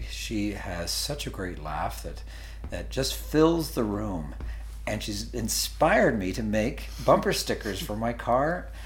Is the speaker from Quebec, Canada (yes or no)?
no; Toronto, Ontario, Canada; Mine are not, uh, but I grew up in Toronto